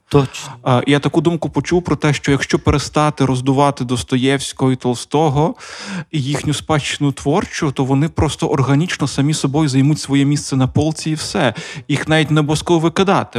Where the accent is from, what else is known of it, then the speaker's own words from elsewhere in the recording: Donetsk Oblast, Ukraine; first language Russian; Ukrainian is a second language; Я народився на Донеччині, і моє перше моє спілкування російська. Е, І я перейшов на українську в 15 лише.